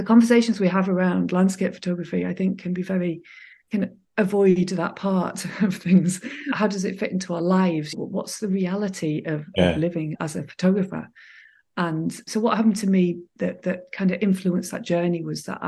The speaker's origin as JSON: {"language": "English", "town": "Manchester", "region": "North West England", "country": "United Kingdom", "tie": "born or raised there", "said": "I grew up in Manchester in England in the middle of the city"}